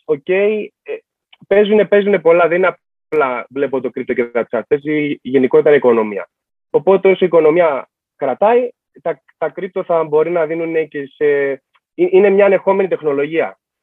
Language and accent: Greek; Rhodes, South Aegean, Greece; είμαι και από Ρόδο. Δεν είμαι ούτε από Αθήνα ούτε από Θεσσαλονίκη.